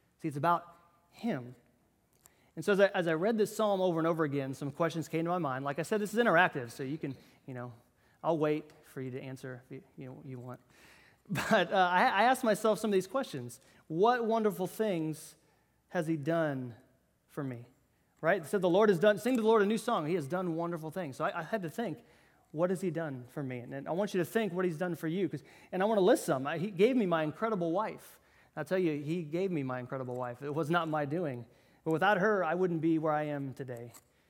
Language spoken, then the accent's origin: English; Iowa, United States; now in Bainbridge, United States; I'm originally from Iowa, if you knew, and that's where we moved from. And I wouldn't have found Bainbridge, Georgia